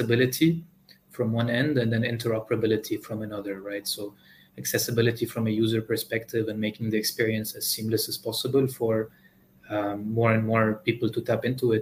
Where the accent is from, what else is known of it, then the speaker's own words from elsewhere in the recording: Lebanon; my home country in Lebanon